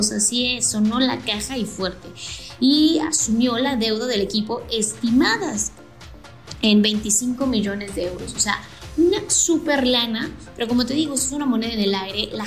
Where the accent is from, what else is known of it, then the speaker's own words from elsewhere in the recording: State of Mexico, Mexico; Yo que soy de del Estado de México, a lo mejor imagínate tener acciones en el Club Toluca, el club al que le vas